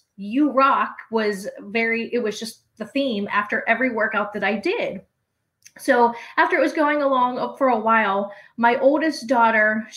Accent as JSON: {"language": "English", "town": "Pittsburgh", "region": "Pennsylvania", "country": "United States", "tie": "born or raised there", "said": "I am born and raised in Pittsburgh"}